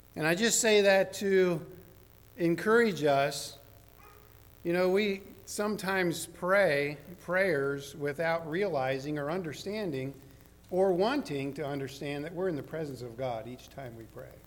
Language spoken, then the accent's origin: English; the South, United States; I'm from the South